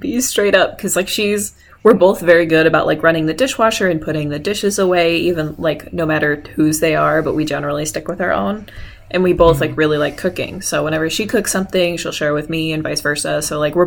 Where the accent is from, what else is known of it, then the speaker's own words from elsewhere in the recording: Lombard, Illinois, United States; moved away as an adult; also born or lived in Bloomington; now in Kansas City, United States; I am from Lombard, Illinois, aka the Lilac Village, which is a suburb that's about half an hour west of Chicago